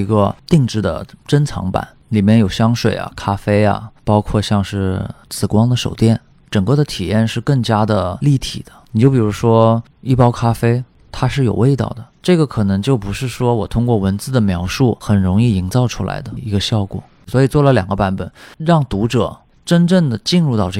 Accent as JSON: {"language": "Chinese", "region": "Shanghai", "country": "China", "tie": "born or raised there", "said": "我从小是在上海出生的，包括后来工作也是在大城市。"}